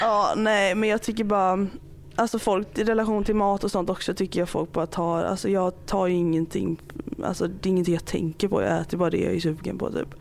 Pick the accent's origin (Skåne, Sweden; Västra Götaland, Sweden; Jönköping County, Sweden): Västra Götaland, Sweden; Alingsås; båda vi är från liksom Göteborgstrakterna typ. Eller jag är ju från Alingsås